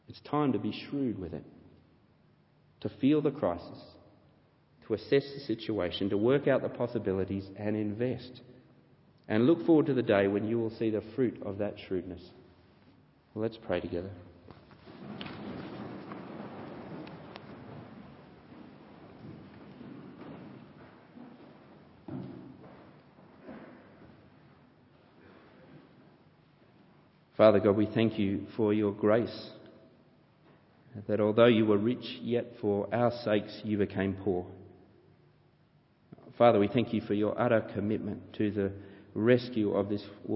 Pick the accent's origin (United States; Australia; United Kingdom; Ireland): Australia; accent: Australian; my Australian accent